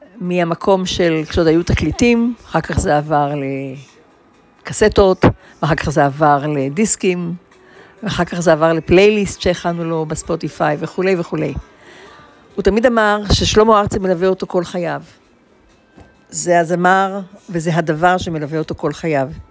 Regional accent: Israel; first language Hebrew; moved away

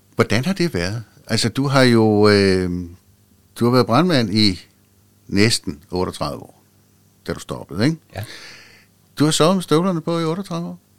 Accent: Nykøbing Sjælland, Zealand, Denmark; moved away; i Nykøbing Sjælland, hvor jeg voksede op

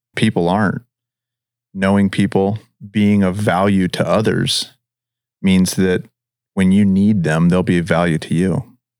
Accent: Pacific Northwest, United States; moved away as an adult; now in Henderson, United States; I'm from the Pacific Northwest originally, and I, I moved down here

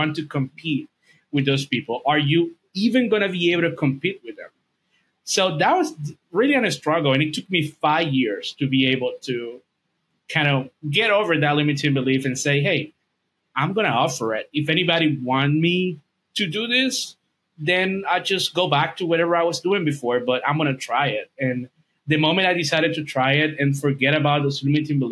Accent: Dominican Republic; English is a second language; I'm from Dominican Republic. English is not my first language.

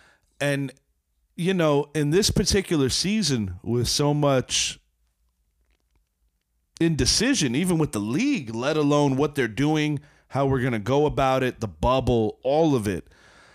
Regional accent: New York, United States; I'm happy as a New Yorker for Brooklyn, yeah, even though they're not my squad.

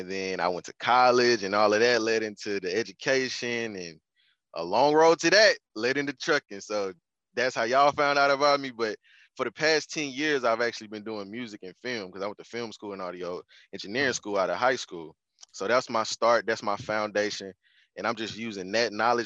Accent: Houston, Texas, United States; moved away as an adult; now in Oakland, United States; I'm from Houston, Texas, sure. Born and raised, born in the 90s, 93

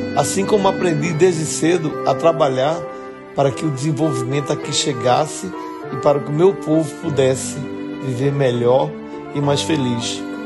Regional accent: Serra Talhada, Pernambuco, Brazil; Herdei dos meus pais o amor que tenho por minha terra

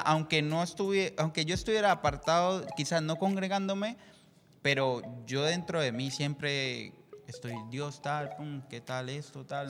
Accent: Colombia; soy de Colombia

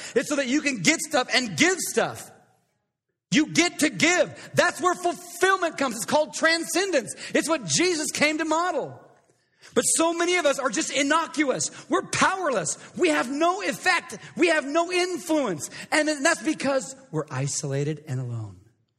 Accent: Coeur d'Alene, Idaho, United States; I grew up in Coeur d'Alene, Idaho, and...

